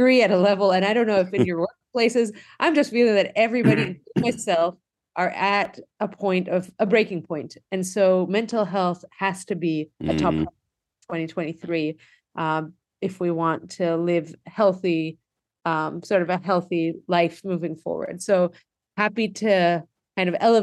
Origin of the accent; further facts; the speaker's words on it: Greece; now in United States; I grew up in Greece